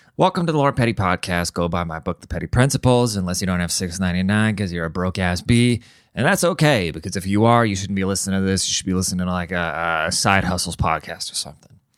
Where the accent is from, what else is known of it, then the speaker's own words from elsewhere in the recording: Seattle, Washington, United States; I'm from Seattle